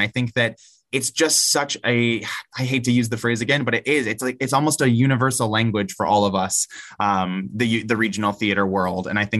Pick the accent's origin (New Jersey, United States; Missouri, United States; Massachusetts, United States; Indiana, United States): Missouri, United States; St. Louis; I'm a St. Louis native. Like I said, this is my hometown, but New York is my home away from home.